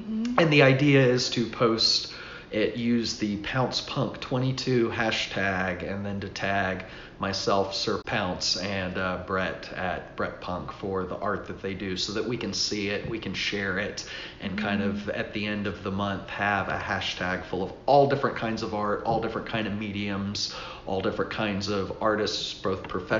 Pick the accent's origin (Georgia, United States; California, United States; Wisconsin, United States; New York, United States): Georgia, United States; Atlanta; now in Abingdon, United States; I'm from Atlanta originally